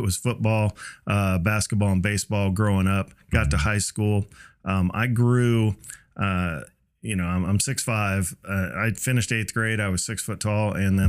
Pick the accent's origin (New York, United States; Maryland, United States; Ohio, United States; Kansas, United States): Ohio, United States; Cincinnati; also born or lived in Mobile, Alabama / Florida / California / D.C.; I was born in Mobile, Alabama. And then, you know, bounced around to Florida, out to California, D.C., Iowa, and then into Cincinnati for kind of what I would call the formative years.